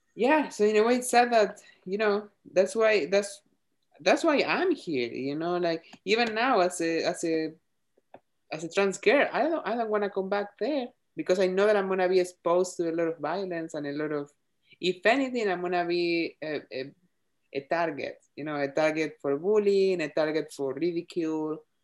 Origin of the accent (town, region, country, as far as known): Argentina; born or raised there; English is a second language; moved away as an adult; now in United States